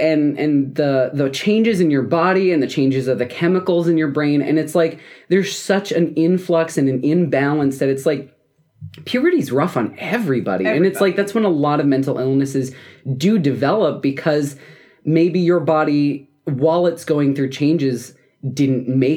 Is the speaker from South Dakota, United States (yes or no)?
yes; South Dakota, United States; my home state of South Dakota.